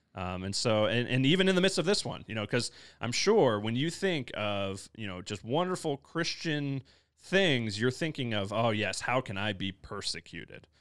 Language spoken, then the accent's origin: English; Midwest, United States; now in Denver, United States; I come from the Midwest